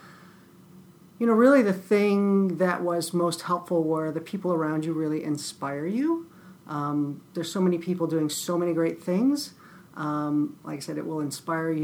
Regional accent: Lakewood, Ohio, United States; I grew up in Cleveland.

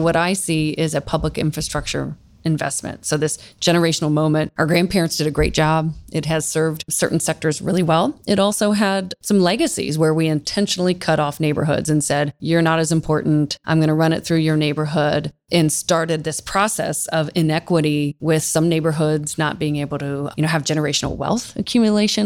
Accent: Central Ohio, United States; Born and raised in Central Ohio, have lived in a few different places, but Columbus is my home.

